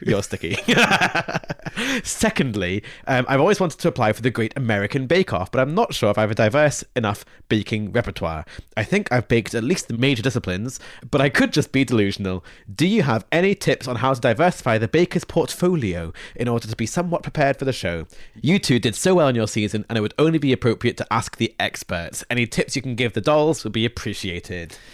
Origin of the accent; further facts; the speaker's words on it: Scotland, United Kingdom; I grew up in Scotland